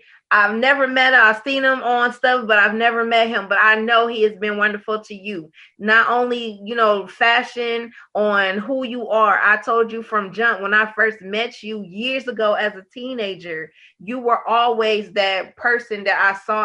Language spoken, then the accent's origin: English; Detroit, Michigan, United States; I was born and raised in Detroit